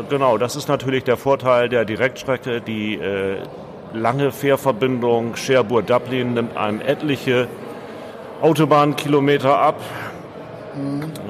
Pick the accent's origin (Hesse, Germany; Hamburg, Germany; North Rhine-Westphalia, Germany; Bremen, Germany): Bremen, Germany; ich komme aus Bremen